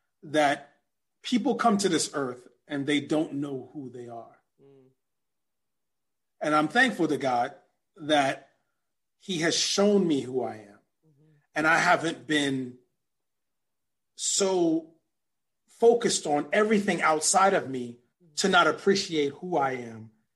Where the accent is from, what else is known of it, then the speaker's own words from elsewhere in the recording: New York City, New York, United States; also born or lived in Brooklyn, New York; I was born in Brooklyn, raised in Queens. I'm of Jamaican descent